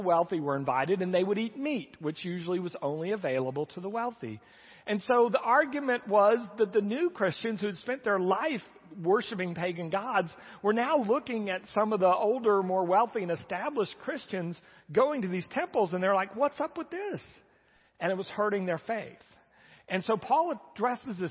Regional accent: United States; we Americans

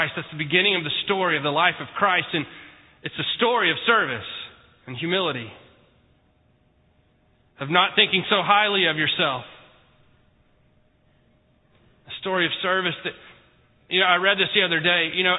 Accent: Houston, Texas, United States; born there; also born or lived in Mexico; Now, I was born in Houston, Houston Memorial Hospital. It wasn't necessarily a cave. City of Bethlehem and Houston, not really necessarily alike. I've lived all over the country. I've lived in Mexico. I've lived East Coast, West Coast, Midwest. I've lived most of my life in Texas.

